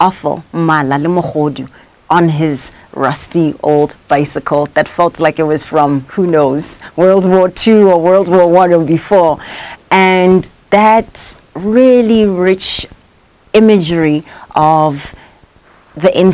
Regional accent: Soweto, Gauteng, South Africa; I am South African. I was born in Soweto in Baragwanath.

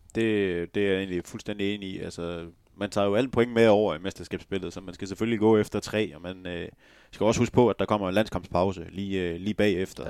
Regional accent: West Jutland, Denmark; Jeg er også vestjyde.

